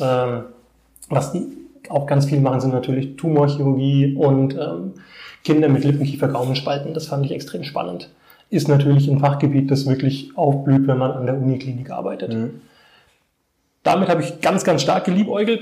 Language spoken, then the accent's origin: German; Bad Neustadt an der Saale, Bavaria, Germany; also born or lived in Erlenbach am Main / Hohenroth / Heidelberg; Ich komme aus Bad Neustadt, bin mit meinen Eltern im Alter von drei Jahren hierher gezogen, erst nach Hohenroth. Dann sind wir nach Bad Neustadt gezogen, bin hier zur Grundschule gegangen